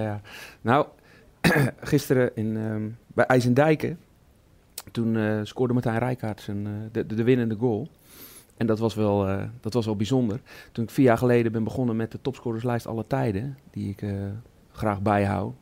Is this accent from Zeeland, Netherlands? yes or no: yes; Goes, Zeeland, Netherlands; bij ons in de regio, ik kom uit Goes